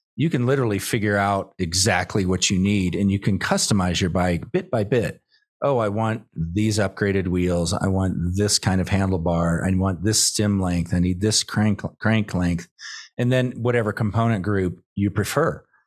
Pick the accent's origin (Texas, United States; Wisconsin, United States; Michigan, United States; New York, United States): Texas, United States; Austin; my hometown of Austin